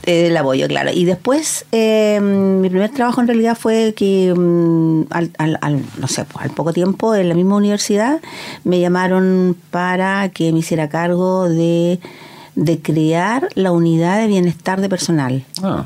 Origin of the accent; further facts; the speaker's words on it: Penco, Biobío, Chile; yo soy eh, originaria de Penco, me viví toda la vida allá